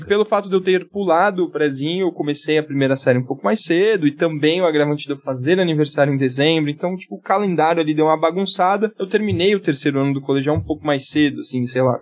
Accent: Santos, São Paulo, Brazil; moved away as an adult; now in São Paulo, Brazil; Sou nascido e criado em Santos, moro aqui em São Paulo há, há pouco tempo

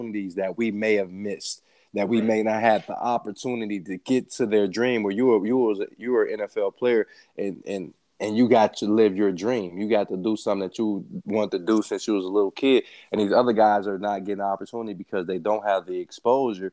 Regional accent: Midwest, United States; now in Ohio, United States; I'm from the Midwest

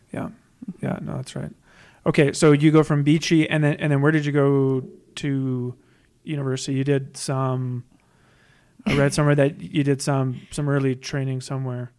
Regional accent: Saskatoon, Saskatchewan, Canada; I'm from Saskatoon

